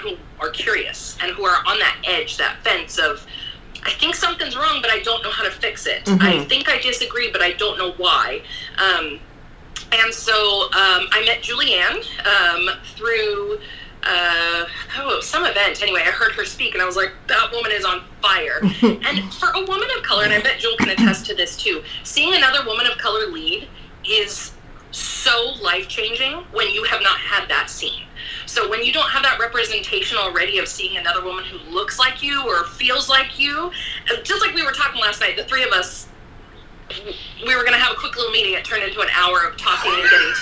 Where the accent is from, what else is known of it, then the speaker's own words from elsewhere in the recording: Salem, Oregon, United States; I'm from Salem Kaiser.